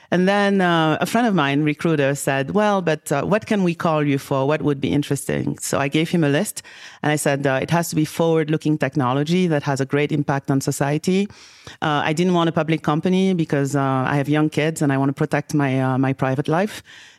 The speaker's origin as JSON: {"language": "English", "country": "Senegal", "tie": "born or raised there", "also_born_or_lived": "Paris, France", "said": "I think that growing up in Senegal, West Africa, and bouncing back between Paris and Senegal, I very, very, very at an early age got to see the opportunity"}